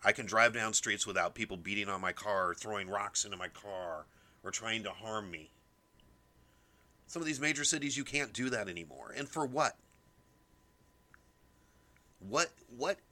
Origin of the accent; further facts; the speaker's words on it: United States; as an American